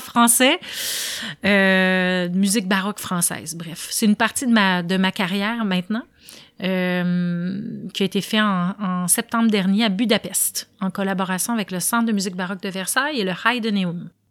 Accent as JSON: {"language": "French", "region": "Quebec", "country": "Canada", "said": "d'être restée dans mon patelin"}